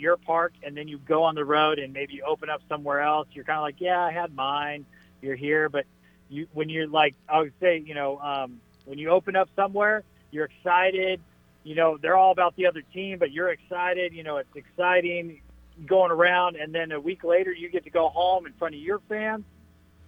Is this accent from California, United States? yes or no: yes; San Diego, California, United States; I was born in San Diego, so I kind of feel like San Diego is home to me too